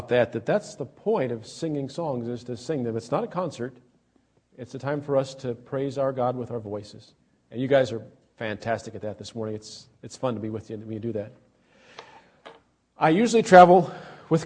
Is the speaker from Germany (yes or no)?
no; Australia; moved away; I'm an Australian citizen